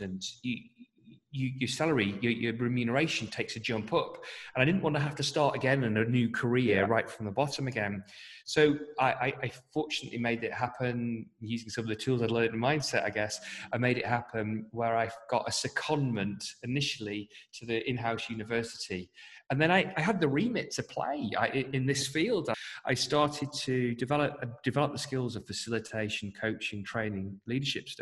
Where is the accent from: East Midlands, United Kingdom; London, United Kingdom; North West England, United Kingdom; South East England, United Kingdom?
North West England, United Kingdom; I hark from the northwest of England